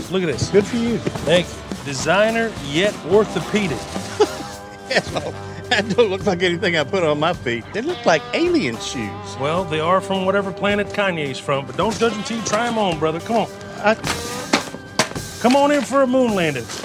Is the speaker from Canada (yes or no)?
no; Texas, United States; But um, yeah, I definitely identify as a Texan Palestinian.